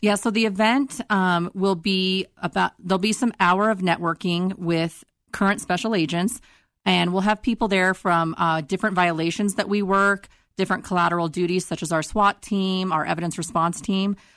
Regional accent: Northeastern Colorado, United States; moved away as an adult; now in Denver, United States; I'm from Eastern Colorado, Northeastern Colorado

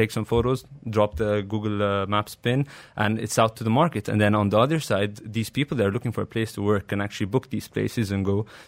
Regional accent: Cairo, Cairo Governorate, Egypt; moved away as an adult; No. So I grew up in Cairo. Yep. I started in the American University in Cairo. And then I came here 2 years later after I started my career.

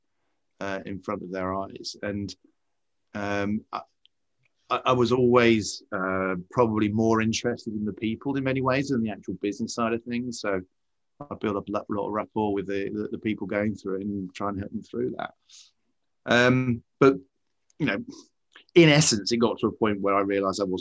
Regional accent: United Kingdom; as a British person.

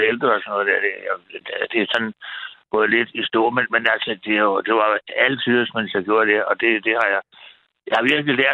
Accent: Frederiksberg, Capital Region of Denmark, Denmark; jeg er jo Frederiksberg-dreng. Jeg er vokset op på Frederiksberg og gået på Gottesmanns skole.

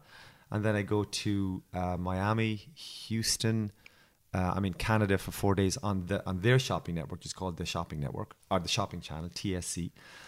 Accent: Waterford, Munster, Ireland; accent: Irish; I'm from Waterford, the place where they make the crystal.

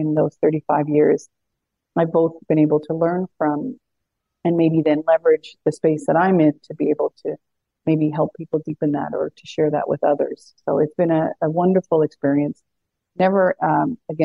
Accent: Newfoundland and Labrador, Canada; moved away as an adult; also born or lived in Ottawa; I grew up in Newfoundland

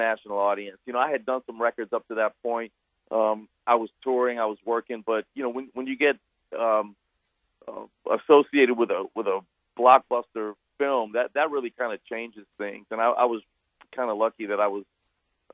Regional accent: New Orleans, Louisiana, United States; I grew up in New Orleans, which is a very musical town

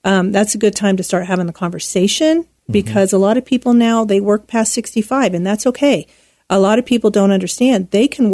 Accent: Wheeling, West Virginia, United States; moved away as an adult; also born or lived in Cheyenne, Wyoming; now in Colorado Springs, United States; I grew up in the panhandle of West Virginia, and that's Steeler country

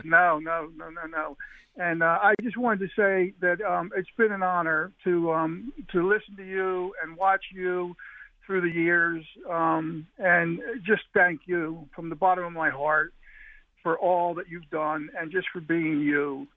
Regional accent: Delaware County, Pennsylvania, United States; I'm from Delco

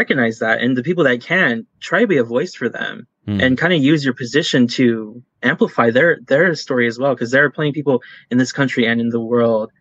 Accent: California, United States; I'm from California

